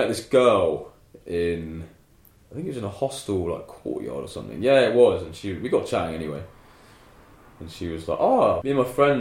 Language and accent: English; England, United Kingdom